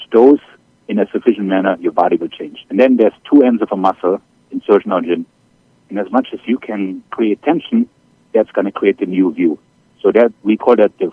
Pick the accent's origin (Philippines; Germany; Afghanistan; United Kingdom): Germany; accent: German; English is a second language; moved away as an adult; now in New York, United States; as you can tell by my accent, I'm originally from Germany. I came here to the States 25 years ago on a swimming scholarship